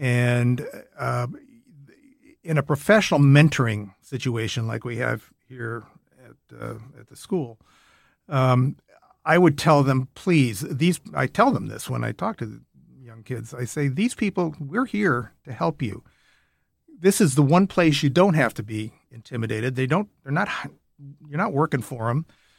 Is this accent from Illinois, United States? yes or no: no; Minnesota, United States; moved away; I was from Minnesota.